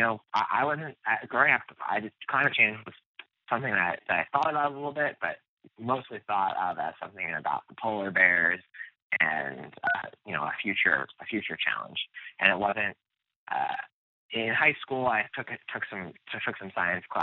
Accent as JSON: {"language": "English", "area": "outside of Philadelphia", "region": "Pennsylvania", "country": "United States", "tie": "born or raised there", "said": "where I grew up outside of Philadelphia by the Philadelphia airport, and grew up in a town"}